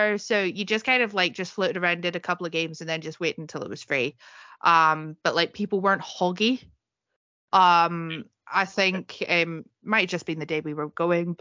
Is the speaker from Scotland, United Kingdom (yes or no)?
yes; East Scotland, United Kingdom; accent: East Scottish; my East Scottish accent